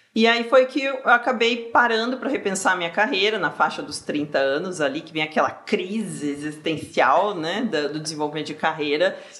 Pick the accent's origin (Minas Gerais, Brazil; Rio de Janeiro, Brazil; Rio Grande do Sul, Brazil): Rio Grande do Sul, Brazil; moved away as an adult; now in São Paulo, Brazil; eu sou do Rio Grande do Sul